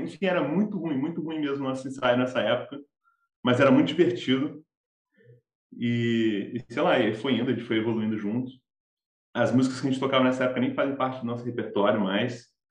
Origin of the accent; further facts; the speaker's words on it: Campinas, São Paulo, Brazil; now in Rio de Janeiro, Brazil; eu sou do interior de São Paulo, sou de Campinas